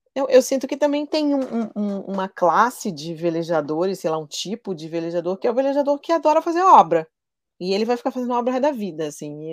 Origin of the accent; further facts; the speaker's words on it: Rio de Janeiro, Brazil; moved away as an adult; also born or lived in São Paulo / Angra dos Reis; sou carioca, apesar de nos últimos 11 anos eu ter morado em São Paulo